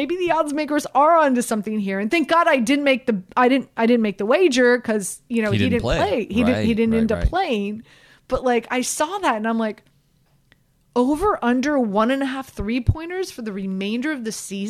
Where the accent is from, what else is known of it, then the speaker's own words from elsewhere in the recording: Miami, Florida, United States; And I'm from Miami.